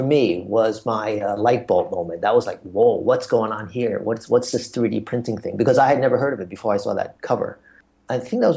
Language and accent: English; New York City, New York, United States; moved away as an adult; also born or lived in China / Asia; now in Hong Kong; I'm from New York City. I spent most of my early years there. And we lived in Manhattan on the Lower East Side